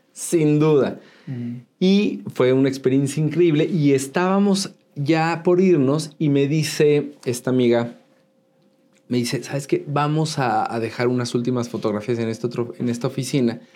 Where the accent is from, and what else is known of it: Mexico City, Mexico; born or raised there; also born or lived in Tultepec, State of Mexico